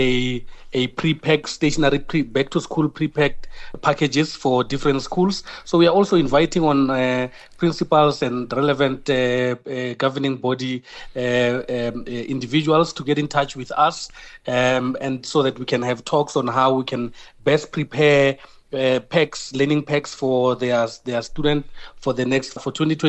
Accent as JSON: {"language": "English", "country": "South Africa", "said": "who we are as South African."}